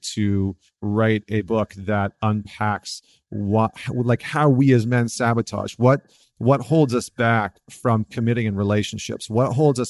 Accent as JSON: {"language": "English", "region": "Northern Alberta", "country": "Canada", "tie": "born or raised there", "also_born_or_lived": "New York", "moved": "yes", "lives_now": "United States", "said": "I grew up in Northern Alberta"}